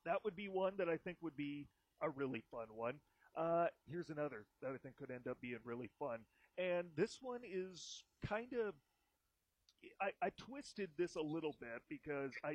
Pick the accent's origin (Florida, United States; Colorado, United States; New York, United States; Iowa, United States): Iowa, United States; I'm from Iowa